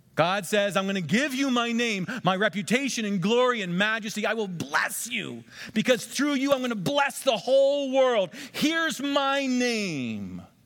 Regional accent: United States; I'm an American, and we vote every four years.

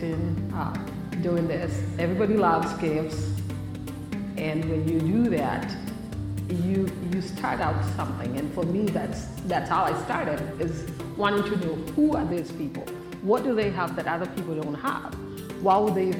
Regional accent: Kenya; now in United States; I was born in Kenya, and I was born in a slum in a city in Kenya

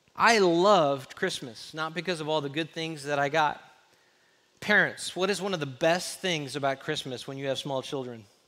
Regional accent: Los Angeles, California, United States; now in Texas, United States; I grew up in the mean streets of L

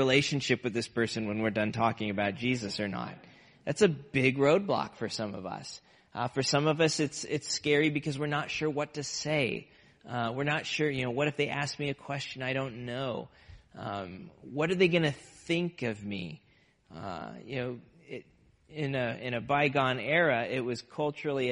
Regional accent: Nebraska, United States; now in Massachusetts, United States; I grew up in Nebraska

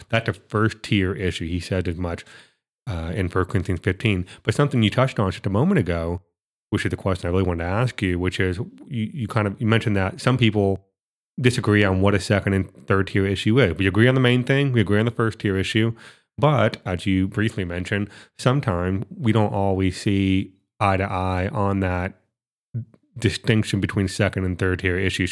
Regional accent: Florida, United States; I'm from Florida

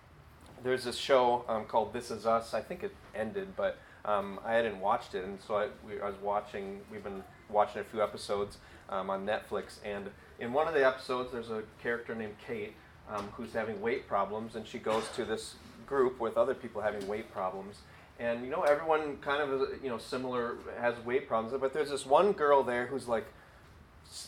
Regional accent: Wisconsin, United States; moved away as an adult; now in Illinois, United States; We're from Wisconsin

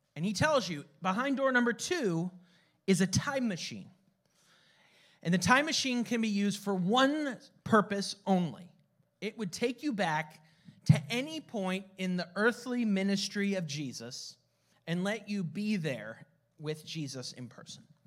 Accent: San Jose, California, United States; my parents' house in San Jose, California, where I was born and raised, where I grew up

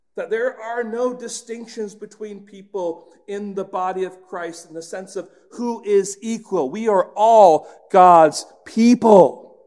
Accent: England, United Kingdom; moved away; When I was growing up in England

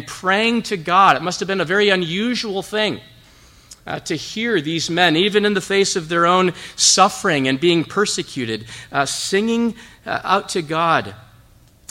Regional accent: Zeeland, Michigan, United States; I'm from Zeeland. Grew up here, went to high school here at Zeeland Public.

